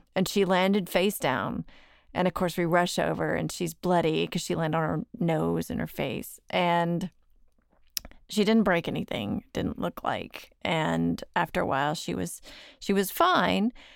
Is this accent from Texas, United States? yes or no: yes; Dallas, Texas, United States; I'm from Dallas